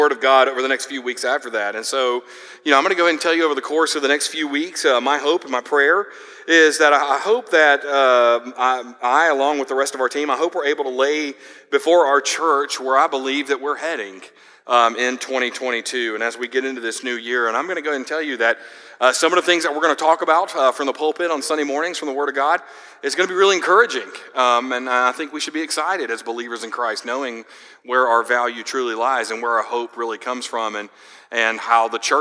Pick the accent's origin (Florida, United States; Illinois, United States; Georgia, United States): Georgia, United States; I grew up in Georgia.